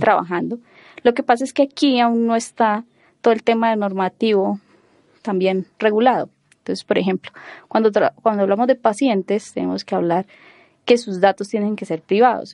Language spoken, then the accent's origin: Spanish; Cúcuta, Norte de Santander, Colombia; moved away as an adult; also born or lived in Bogotá, Colombia / Girona, Spain; yo soy bogotana, aunque no lo parezca. Eh, me dedico, soy ingeniero de sistemas. Eh, desde pequeña me fui a vivir a, Cúcuta